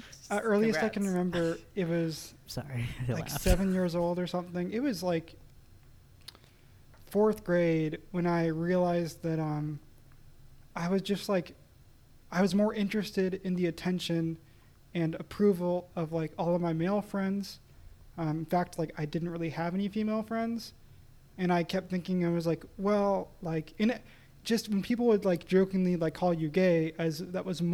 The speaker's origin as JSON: {"language": "English", "area": "the Bible Belt", "region": "the South", "country": "United States", "tie": "born or raised there", "said": "we grew up in the Bible Belt."}